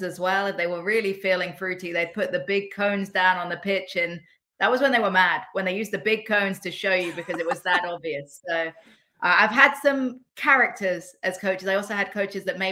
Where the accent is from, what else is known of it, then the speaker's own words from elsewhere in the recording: England, United Kingdom; as an English woman